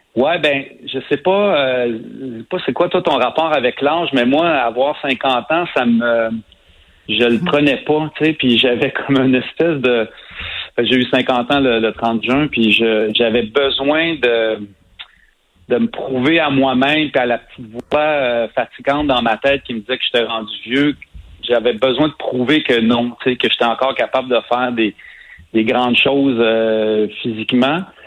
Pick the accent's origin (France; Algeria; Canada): Canada; Saint-Ours, Quebec; j'habite, en fait, j'ai grandi à Saint-Ours, qui est un petit village à 15 minutes de cet endroit-là